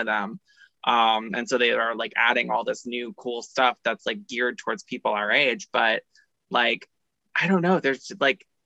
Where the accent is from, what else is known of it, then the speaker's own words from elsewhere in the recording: Orlando, Florida, United States; now in New York, United States; I'm originally from Orlando